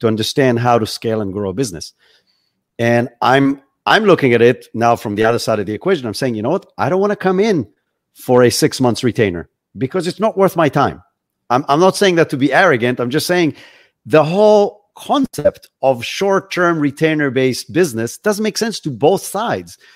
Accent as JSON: {"language": "English", "country": "Israel", "tie": "born or raised there", "moved": "as an adult", "lives_now": "Florida, United States", "said": "I'm originally from Israel. That's where I grew up."}